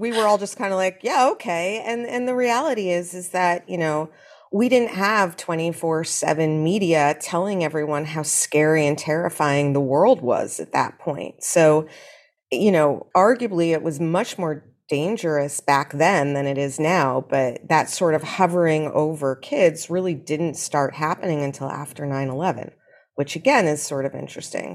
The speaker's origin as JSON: {"language": "English", "town": "New York City", "region": "New York", "country": "United States", "tie": "born or raised there", "said": "I grew up here, and shockingly to a lot of people, my mother grew up here too"}